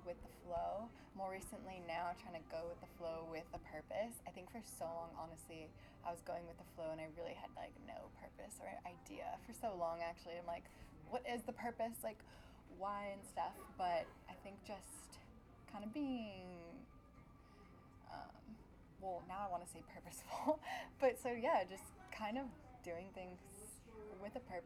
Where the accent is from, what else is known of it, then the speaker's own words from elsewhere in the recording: Irvine, California, United States; also born or lived in Long Beach, California; We grew up in Irvine. I was born in Long Beach, but grew up in Irvine since I was like five. So basically Irvine, born and raised